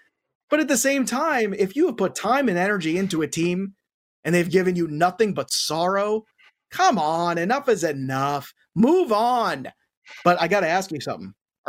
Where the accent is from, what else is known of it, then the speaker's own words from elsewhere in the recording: the New York area, United States; I grew up in the New York area.